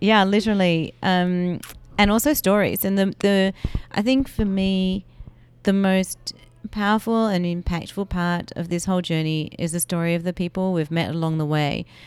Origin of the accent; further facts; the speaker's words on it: Melbourne, Victoria, Australia; I grew up in Melbourne, Australia